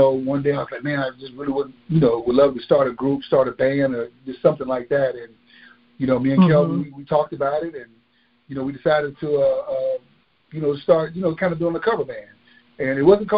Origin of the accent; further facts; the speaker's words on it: Georgia, United States; we're from Georgia